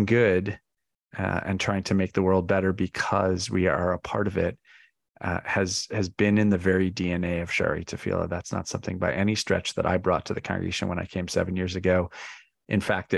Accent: Chicago, Illinois, United States; now in New York City, United States; I was raised in a community that cared deeply about all kinds of issues in Chicago

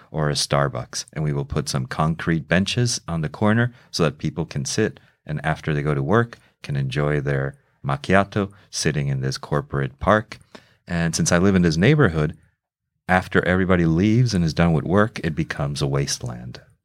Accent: Mexico City, Mexico; moved away as an adult; also born or lived in New York City; now in United States; I was raised in Mexico City. I was born in New York City, but my mother and father moved to Mexico City when I was two

